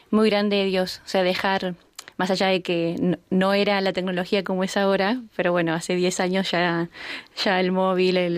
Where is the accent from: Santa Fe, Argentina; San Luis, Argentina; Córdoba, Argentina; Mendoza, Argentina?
San Luis, Argentina; born there; Eh, bueno, nací en San Luis, en una provincia, como dijo, de Argentina.